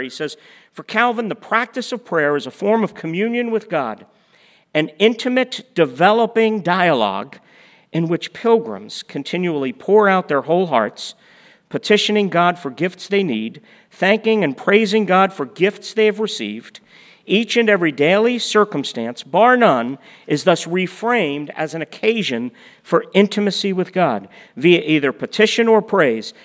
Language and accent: English; United States; as American Christians